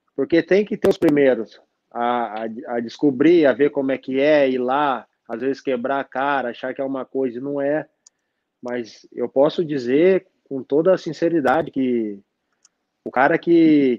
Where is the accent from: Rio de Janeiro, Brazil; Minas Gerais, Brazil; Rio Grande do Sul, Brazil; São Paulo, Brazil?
São Paulo, Brazil; Mogi Mirim; eu sou de Mogi